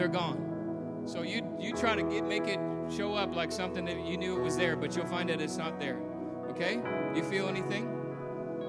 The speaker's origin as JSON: {"language": "English", "region": "Southern California", "country": "United States", "tie": "born or raised there", "said": "I grew up in SoCal"}